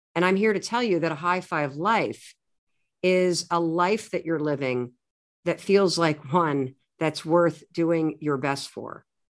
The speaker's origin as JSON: {"language": "English", "region": "Michigan", "country": "United States", "tie": "born or raised there", "said": "I grew up in the United States, in the Midwest. I was raised in a family that went to a, uh, Methodist church, a pretty liberal one, uh, in a small town in Michigan"}